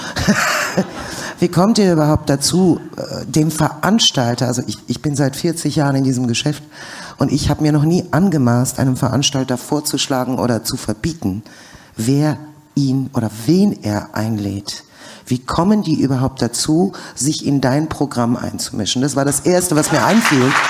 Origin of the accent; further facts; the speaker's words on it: Germany; also born or lived in USSR; ich bin in der UdSSR groß geworden, besser gesagt geboren worden und bin dann wiederum in der BED aufgewachsen